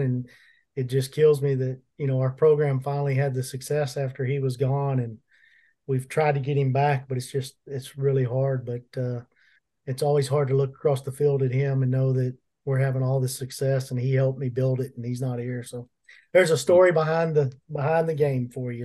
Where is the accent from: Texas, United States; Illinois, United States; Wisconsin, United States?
Texas, United States; Plano; I grew up in Plano